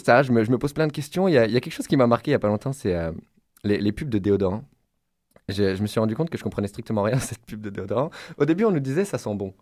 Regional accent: Paris, Île-de-France, France; moved away as an adult; now in Quebec, Canada; Je viens de France, de Paris

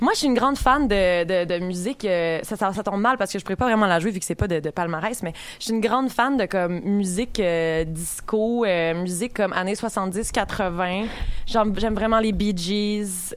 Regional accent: Saint-Lambert, Quebec, Canada; Je viens de Saint-Lambert

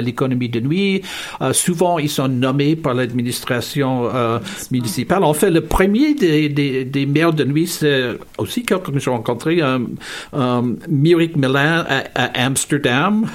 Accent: Hamilton, Ontario, Canada; now in Montreal, Canada; je suis originaire de la ville de Hamilton, euh, ville industrielle en, intérieur, Ontario

